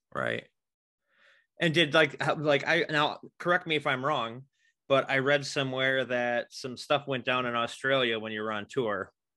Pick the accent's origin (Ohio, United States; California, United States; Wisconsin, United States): Wisconsin, United States; Racine; born and raised in Racine.